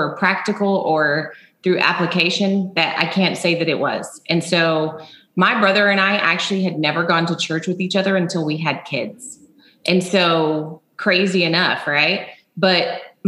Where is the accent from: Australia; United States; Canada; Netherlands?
United States; Midland, Texas; I grew up in Midland, Texas, home of the Friday Night Lights